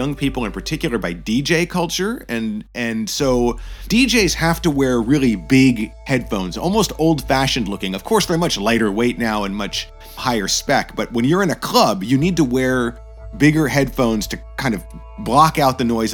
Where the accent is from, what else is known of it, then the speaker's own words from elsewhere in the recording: United States; moved away as an adult; now in Japan; I am American born and raised. I moved to Japan in 2003